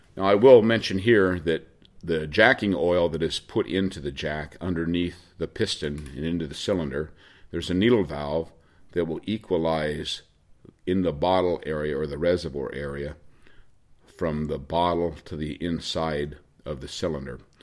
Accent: Oregon, United States; I'm from Oregon

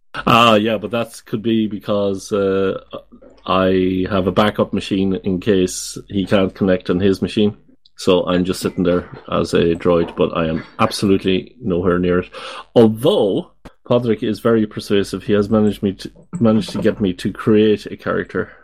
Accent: Ireland; now in Netherlands; I live in the Netherlands. I'm from Ireland.

